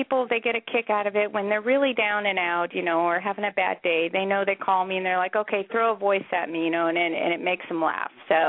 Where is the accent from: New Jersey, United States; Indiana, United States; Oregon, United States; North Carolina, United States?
Oregon, United States; Salem; I'm not from New York. I'm from Oregon. … I am actually from Salem.